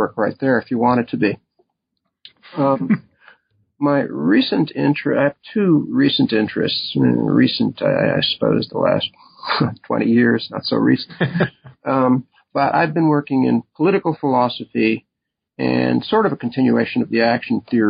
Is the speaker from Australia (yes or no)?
no; Nutley, New Jersey, United States; moved away as an adult; also born or lived in Waltham, Massachusetts; I was born in Nutley, New Jersey, where I grew up